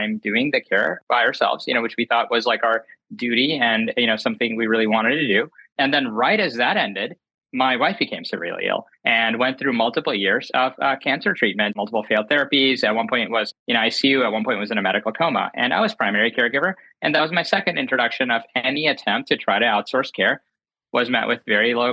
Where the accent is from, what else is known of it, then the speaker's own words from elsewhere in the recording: North Carolina, United States; I grew up in North Carolina, later went to Penn and was working on Wall Street